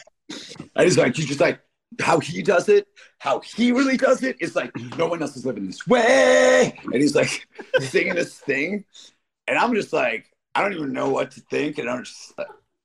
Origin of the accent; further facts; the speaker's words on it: Detroit, Michigan, United States; moved away; also born or lived in Royal Oak, Michigan; I'm from Detroit. At least, you know, a big chunk of my life is from Detroit. And when I was a young teenager, I used to go to this place. I lived in Royal Oak